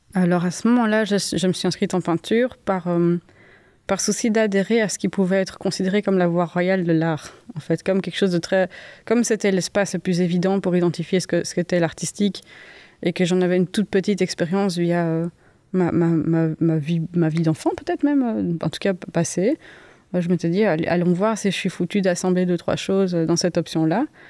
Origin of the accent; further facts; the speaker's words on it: Uccle, Brussels-Capital Region, Belgium; je suis né en 1987 à Uccle, je suis artiste, je vis et je travaille à Bruxelles